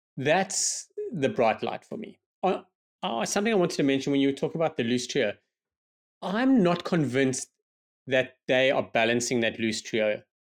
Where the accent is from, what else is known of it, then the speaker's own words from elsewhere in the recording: South Africa; as a South African